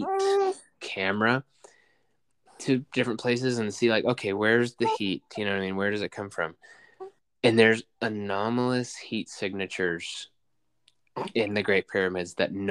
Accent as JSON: {"language": "English", "country": "United States", "said": "we're American"}